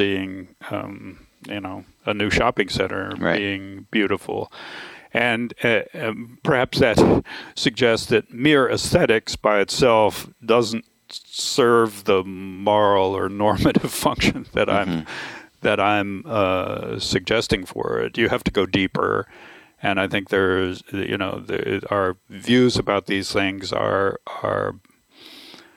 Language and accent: English; Florida, United States; moved away; I grew up in Florida, which is a very different environment than the one I inhabit now